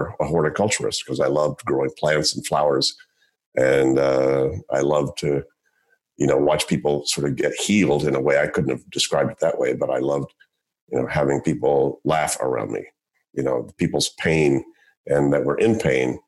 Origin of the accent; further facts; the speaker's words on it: Shreveport, Louisiana, United States; I grew up in Shreveport, Louisiana